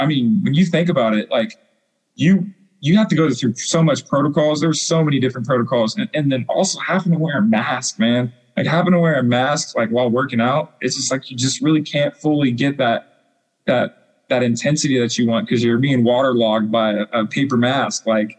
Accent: La Junta, Colorado, United States; because I came from La Junta, Colorado, with, I don't even know, like, probably like 4,000 people.

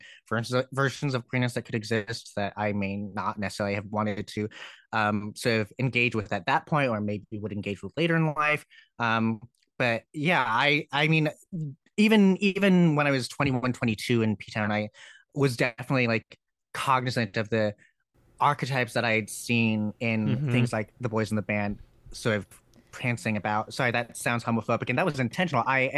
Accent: Connecticut, United States; because I grew up in Connecticut. And Connecticut doesn't have public transit

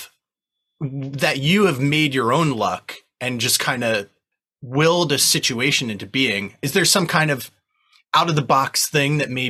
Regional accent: New Jersey, United States; we're from Jersey

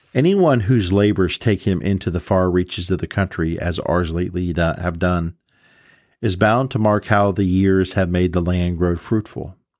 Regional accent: Columbus, Ohio, United States; growing up in Columbus, Ohio

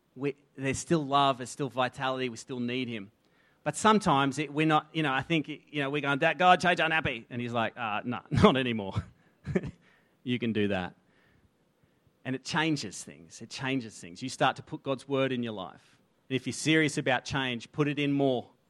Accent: Australia; accent: Aussie; first language English; I grew up in an environment that was fed into me. The inputs were English or Aussie

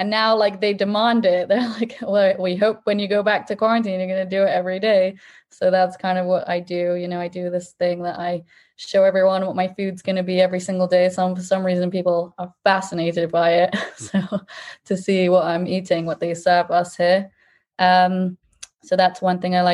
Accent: England, United Kingdom; moved away as an adult; now in Israel; I'm from England.

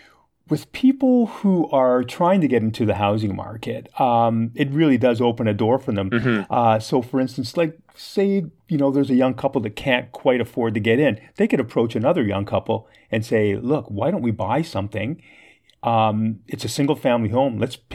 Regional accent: Ontario, Canada; A lot of, you know, the neighborhoods I grew up in around Coxwell, Girard, there were a lot of Italians, a lot of Greeks, a lot of immigrants

